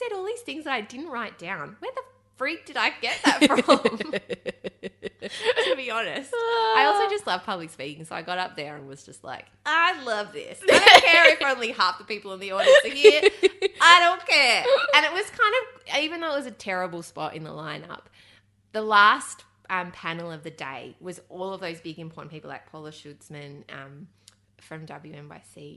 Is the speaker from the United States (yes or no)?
no; Australia; I'm an Aussie from down under